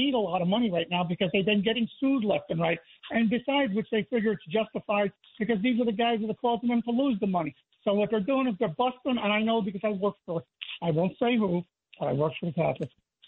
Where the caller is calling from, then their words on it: Brick, New Jersey, United States; Yeah, I was calling from Brick, not Brooklyn.